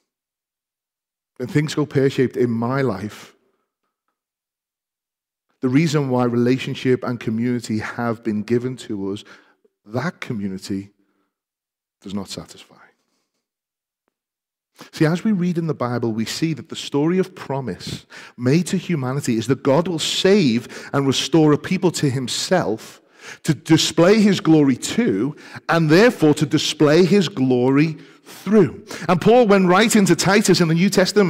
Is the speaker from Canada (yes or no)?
no; Liverpool, North West England, United Kingdom; part of the People's Republic of Liverpool because we are Scouse before we are English